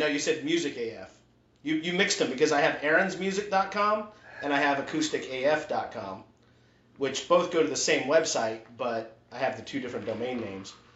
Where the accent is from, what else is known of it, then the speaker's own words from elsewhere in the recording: Utah, United States; I grew up in Utah.